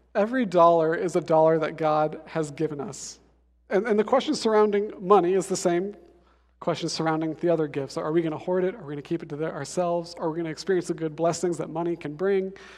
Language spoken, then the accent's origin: English; Denver, Colorado, United States; I'm from Denver